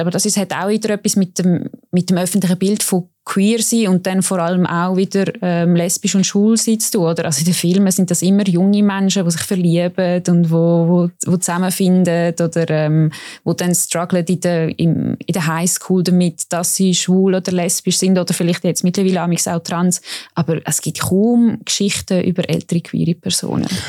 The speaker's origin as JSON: {"language": "German", "town": "Baden", "region": "Aargau", "country": "Switzerland", "said": "Ich komme ja auch aus Baden, wo die Milchjugend ähm, gegründet worden ist."}